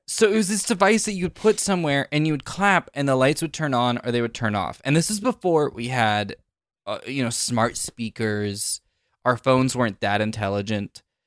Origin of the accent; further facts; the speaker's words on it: Silicon Valley, California, United States; I grew up in Silicon Valley